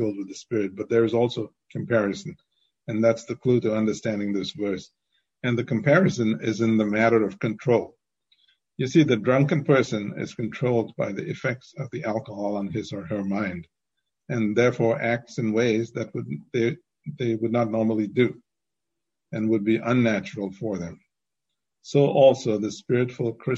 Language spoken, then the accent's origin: English; India; growing up in India